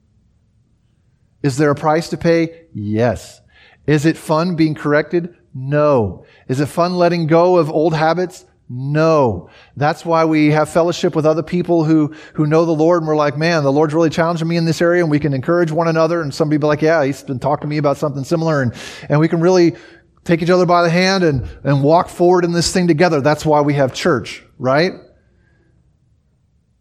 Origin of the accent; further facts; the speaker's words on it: United States; moved away as an adult; also born or lived in Germany; me as an American